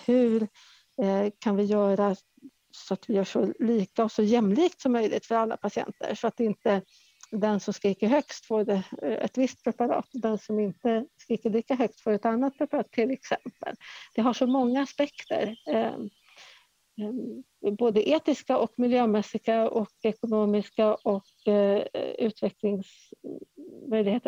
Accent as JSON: {"language": "Swedish", "town": "Stockholm", "region": "Stockholm County", "country": "Sweden", "moved": "as an adult", "lives_now": "Värmland, Sweden", "said": "jag är från Stockholm eh, ursprungligen"}